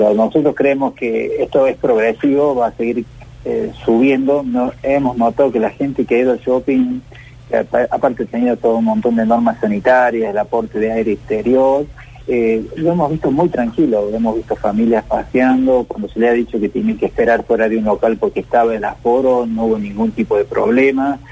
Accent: Córdoba, Argentina; te hablo como cordobés, es muy bueno lo que hemos logrado los cordobeses

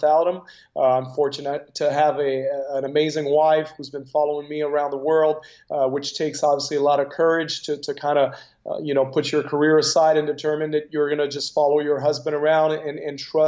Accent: Canada; as a Canadian

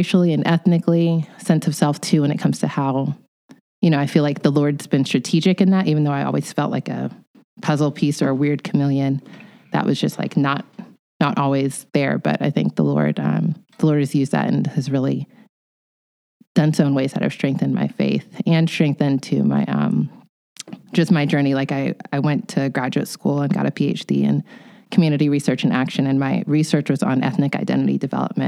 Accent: United States; My parents are Nigerians, and I was born here in the United States

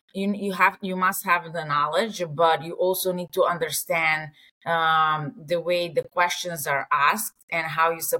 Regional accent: Serbia; English is a second language; moved away as an adult; now in New York, United States; I was born and raised in Serbia

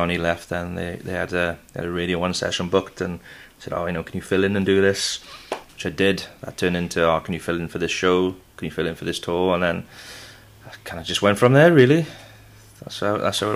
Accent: Aberdare, Wales, United Kingdom; also born or lived in Bridgend; I grew up in Aberdare

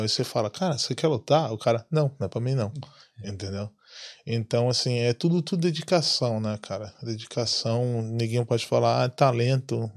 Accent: Salvador, Bahia, Brazil; moved away as an adult; now in Ireland; minha infância na, no Brasil, assim, lá em, principalmente lá em Salvador

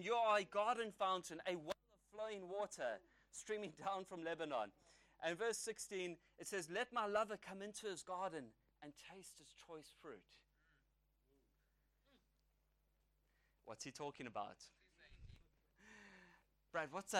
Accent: South Africa; an Irish young man from South Africa.

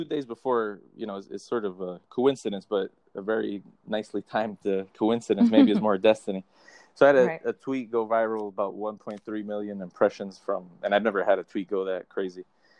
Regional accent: New Jersey, United States; look like my father, who was German, but I'm half Colombian. So I'm from the East Coast and from New Jersey.

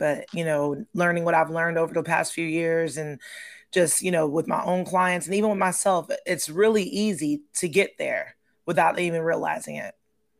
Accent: Heidelberg, Baden-Württemberg, Germany; Yeah, I'm an Army brat. I grew up in Germany.

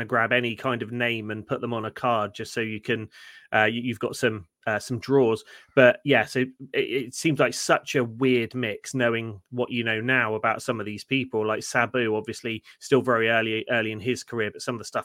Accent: United Kingdom; we're British

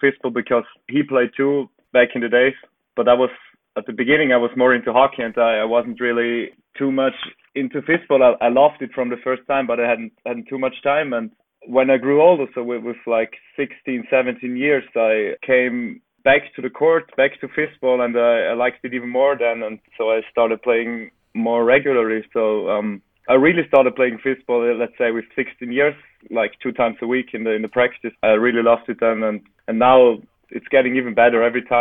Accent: Italy; moved away as an adult; also born or lived in Vienna, Austria; I grew up in Italy, went there for studies to Vienna with 18 years

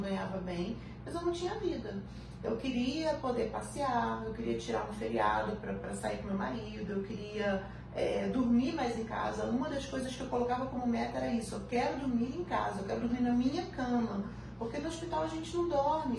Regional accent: Petrópolis, Rio de Janeiro, Brazil; eu sou do interior, eu sou de Petrópolis

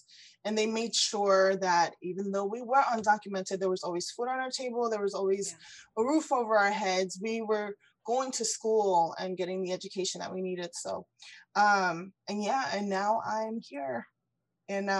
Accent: South Florida, United States; moved away as an adult; also born or lived in Ecuador / Orlando, Florida; now in Houston, United States; I was born in Ecuador and I was brought to the US when I was 4 years old. So I've lived here pretty much my whole life. And I was raised in South Florida

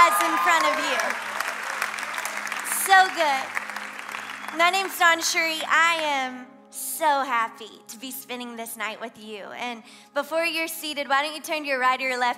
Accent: Louisiana, United States; accent: southern twang; now in Miami, United States; There's a little bit of a southern twang. I'm from Louisiana

